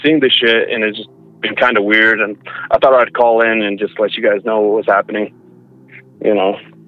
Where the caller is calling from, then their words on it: Alberta, Canada; from Alberta.